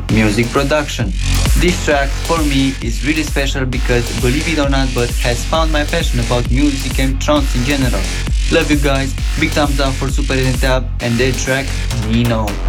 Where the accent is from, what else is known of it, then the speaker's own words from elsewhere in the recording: Romania; I'm from Romania